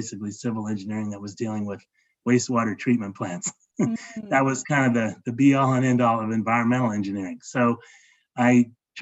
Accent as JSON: {"language": "English", "town": "Los Angeles", "region": "California", "country": "United States", "tie": "born or raised there", "moved": "yes", "lives_now": "Atlanta, United States", "said": "I grew up in Los Angeles in the 1960s and early 70s."}